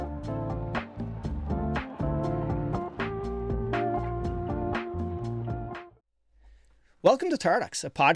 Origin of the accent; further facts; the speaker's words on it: Canada; moved away; I'm from Canada originally.